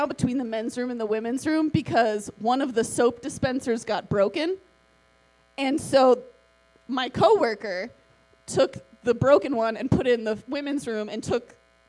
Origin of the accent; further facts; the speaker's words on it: Georgia, United States; moved away; I'm from Georgia.